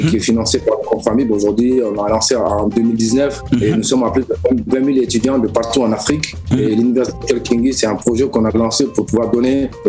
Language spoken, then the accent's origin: French; Paris, Île-de-France, France; also born or lived in Mali; j'ai la chance d'avoir grandi entre euh, Paris et un petit village au Mali.